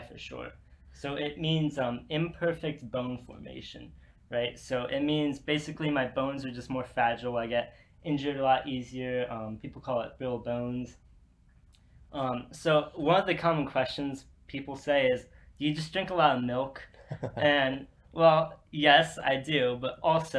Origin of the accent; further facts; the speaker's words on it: Ashburn, Virginia, United States; now in Blacksburg, United States; I'm from Ashburn, Virginia, which is Northern Virginia.